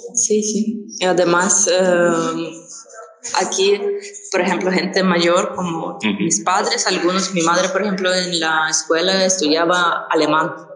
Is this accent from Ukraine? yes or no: yes; Ukraine; Spanish is a second language; also born or lived in southern Ukraine; al principio vivía yo en una región más em, al sur de Ucrania, entonces allí no teníamos ruso al mismo nivel que el ucraniano. Y cuando mi familia se mudó aquí